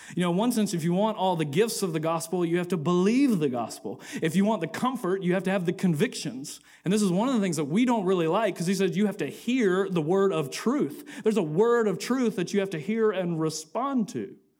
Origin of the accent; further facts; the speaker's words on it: Atlanta, Georgia, United States; I grew up in Atlanta